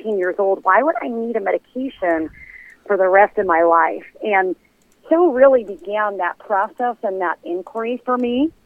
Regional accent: Brentwood, New York, United States; We grew up in Brentwood

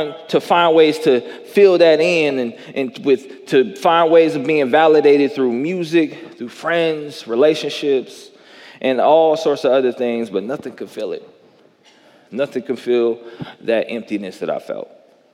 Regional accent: Jackson, Tennessee, United States; I grew up in the South. I grew up in Jackson, Tennessee.

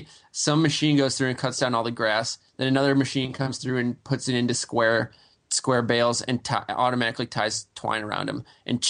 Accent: Phillips, Wisconsin, United States; moved away; I'm joining you from the sleepy Wisconsin town of Phillips, Wisconsin. And it's my hometown. It's where I grew up. It's 1,000 people. I'm visiting my family. It's nice and quiet out here

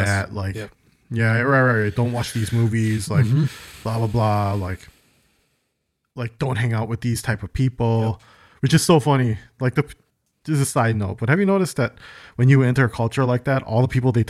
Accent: United States; born there; I was born in America, but I was in English as a second language. Because my parents instilled so much Korean stuff yes. in me

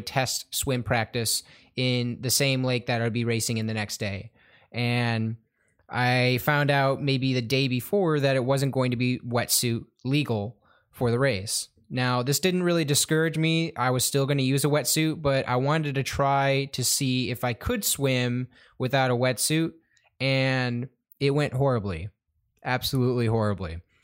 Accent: Madison Heights, Michigan, United States; I'm from the Madison Heights area, Michigan.

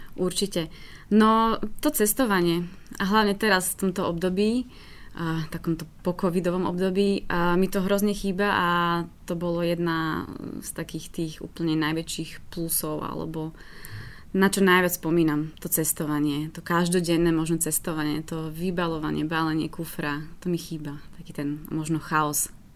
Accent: Slovakia; ja som bol zo Slovenska

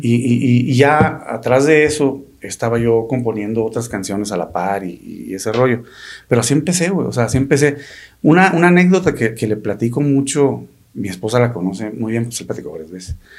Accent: Sonora, Mexico; somos de Sonora y acostumbramos a decir así

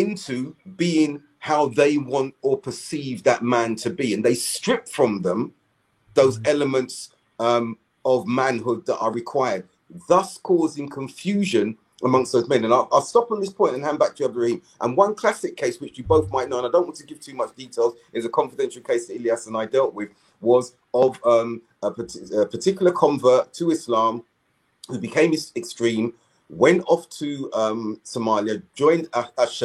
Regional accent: London, United Kingdom; We're from South London.

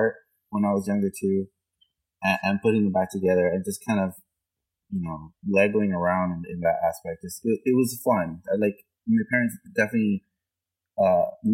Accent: Florida, United States; accent: South Florida Hispanic; Been born and raised here all my life, and my family is Cuban, so I'm kind of like the first generation Cuban from my family to be brought up here in the United States

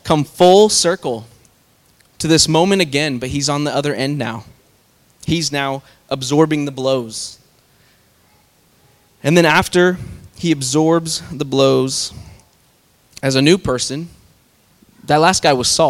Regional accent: Kansas, United States; I'm from Kansas

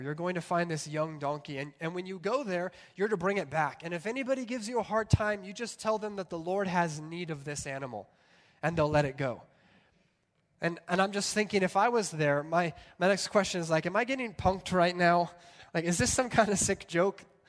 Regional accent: California, United States; I grew up with him in California

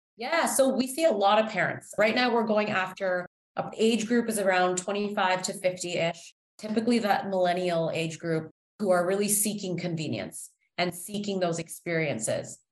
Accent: Toronto, Ontario, Canada; moved away as an adult; now in Chicago, United States; So I was born and raised in Toronto, Canada

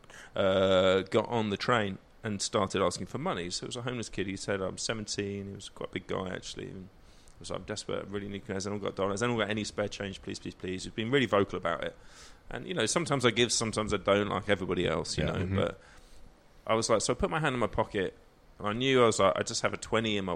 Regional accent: West Wales, United Kingdom; moved away; also born or lived in London; I am both from West Wales and then spent large chunks of my life in London and been forever between the two

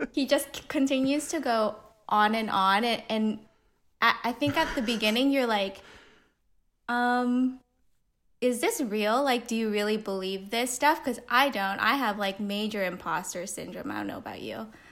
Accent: Pasadena, California, United States; I grew up in Pasadena

